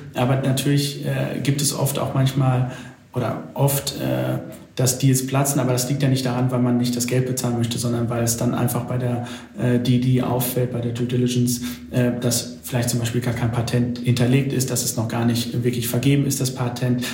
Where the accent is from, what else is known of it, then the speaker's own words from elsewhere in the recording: Dortmund, North Rhine-Westphalia, Germany; ich komme ja aus Dortmund